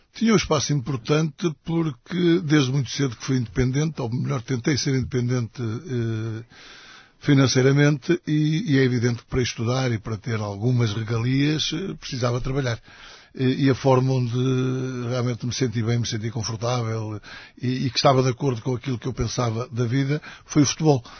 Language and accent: Portuguese; Matosinhos, Norte, Portugal; also born or lived in Portimão; é o clube da minha terra